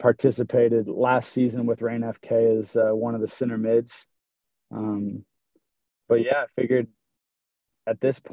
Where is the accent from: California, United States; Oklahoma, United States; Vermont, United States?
Oklahoma, United States; Broken Arrow; I'm from Broken Arrow, born and raised, graduated from Broken Arrow High School